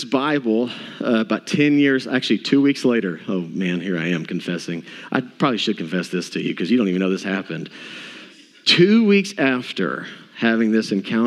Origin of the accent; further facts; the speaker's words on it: Duncanville, Texas, United States; I grew up in Duncanville, Texas, south of Dallas.